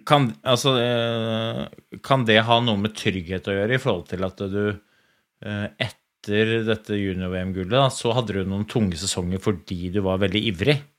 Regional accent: Oslo, Norway; jeg kommer fra Oslo skikrets

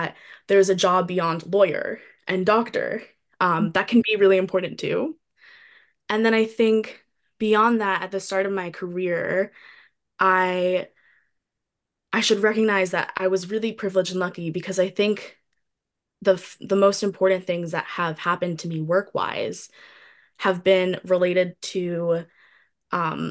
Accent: New York City, New York, United States; I grew up in a city, I grew up in New York City

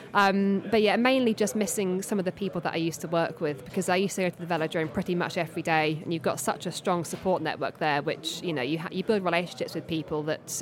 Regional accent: Surrey, South East England, United Kingdom; I'm from Surrey

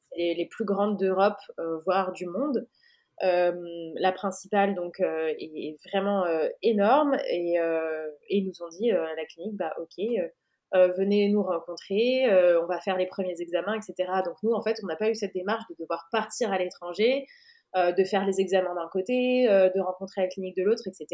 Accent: France; moved away as an adult; now in Portugal; On est française, mais on est expat euh, dans ce chouette pays

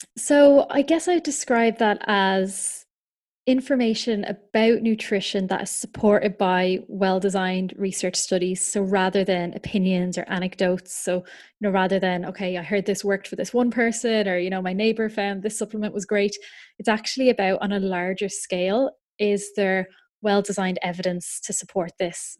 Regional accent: Ireland; now in United Kingdom; I'm from Ireland, um, so I'm registered in Ireland as well as in the U K. I currently live over in the U K

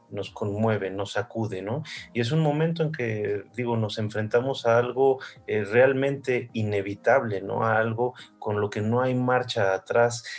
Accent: Mexico; soy mexicano

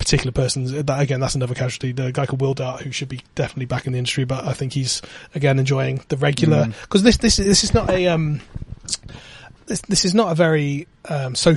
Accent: Bristol, South West England, United Kingdom; I'm a guy from Bristol

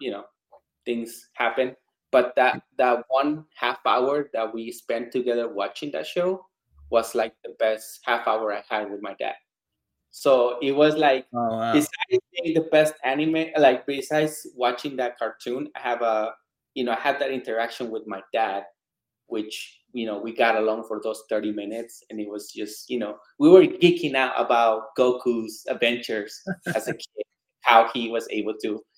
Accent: Mexico; moved away; I'm originally from Mexico

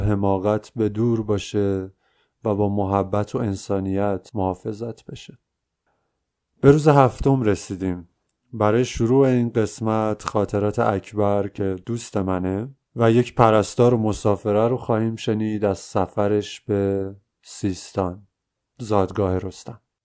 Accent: Iran; از ایران به شوق دیدنشان آمدم

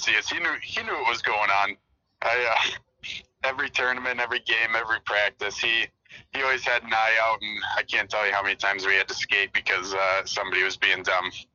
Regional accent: Flint, Michigan, United States; I'm from Mid Michigan, so um, the big city around me is Flint

